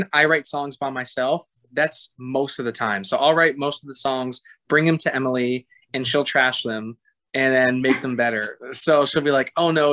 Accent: Toronto, Ontario, Canada; moved away; also born or lived in Florida; I'm from Toronto, Canada

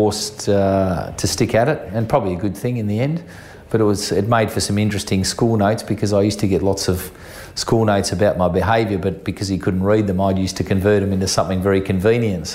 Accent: Geelong, Victoria, Australia; I grew up in Geelong as a youngster

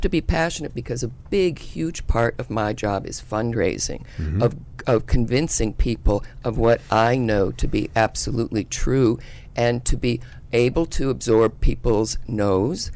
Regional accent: Yalesville, Connecticut, United States; Yalesville, Connecticut, very rural part of Connecticut

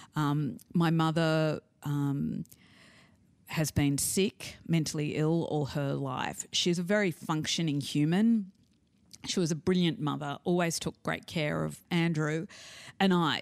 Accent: Sydney, New South Wales, Australia; I was brought up in the North Shore in the seventies in Australia, and I was bilingual

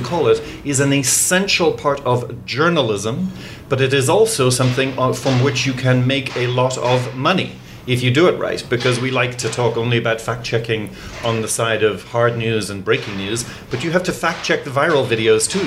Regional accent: Ireland; born or raised there; also born or lived in England; now in United States

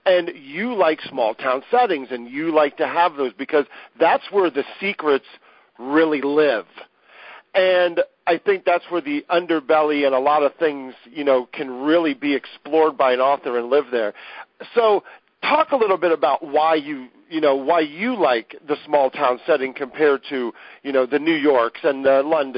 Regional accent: Ohio, United States; I'm from Ohio

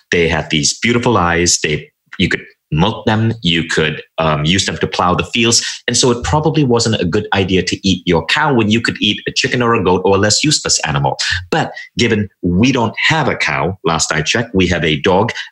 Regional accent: Malaysia; now in United States; cable television came in and that's when I shifted my orientation and even my accent. And I moved to the US and I became a little bit more American.

